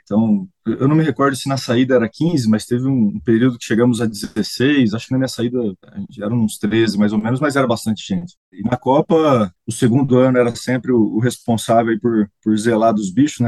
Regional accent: Piacatu, São Paulo, Brazil; moved away as an adult; now in Piracicaba, Brazil; Eu sou natural da Grande Piacatu

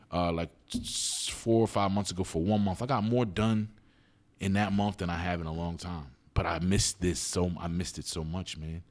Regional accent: Philadelphia, Pennsylvania, United States; I grew up in West Philly

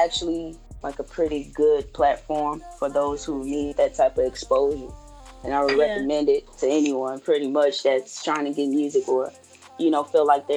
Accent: Chicago, Illinois, United States; now in Arkansas, United States; my hometown, Chicago

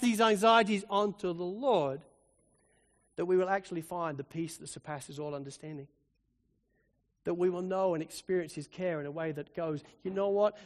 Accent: Spalding, East Midlands, United Kingdom; moved away; I grew up pretty much in the Shire of the Hobbit

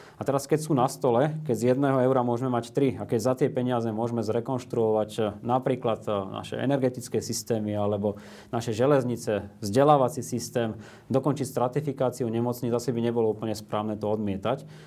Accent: Slovakia; u nás na Slovensku

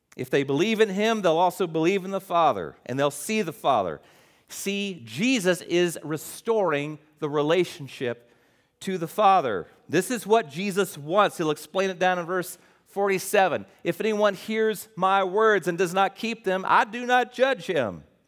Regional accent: West Virginia, United States; moved away; I'm West Virginia

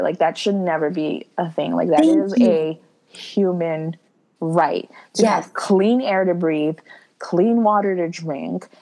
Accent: New York, United States; Like I'm not from the islands. My heart and soul is from the islands. I was born here in New York

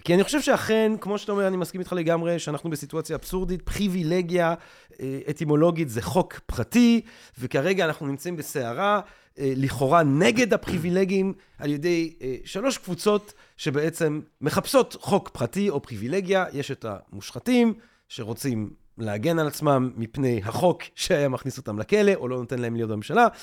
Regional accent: Antwerp, Flanders, Belgium; moved away; אמנם אני לא גדלתי חרדי, אבל גדלתי בשכונה החרדית של אנטוורפן

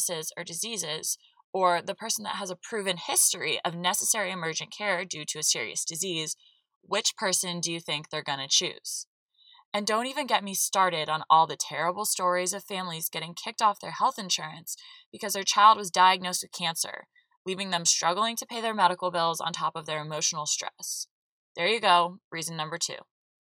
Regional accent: the South, my home state of Georgia, United States; Growing up in the South with two Northern parents

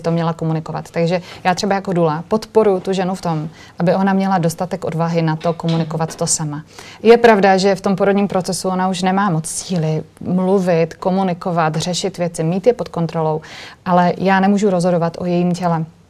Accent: Moravia, Czechia; also born or lived in Brno; ve Vyškově u nás na Moravě

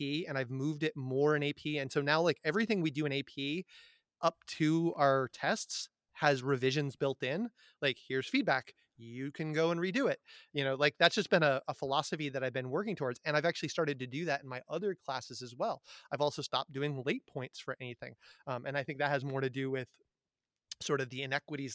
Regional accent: Amherst, Massachusetts, United States; I grew up in Amherst, Massachusetts, which is a college town

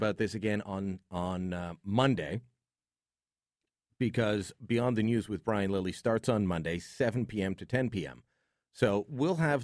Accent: Hamilton, Ontario, Canada; My hometown, The Hammer

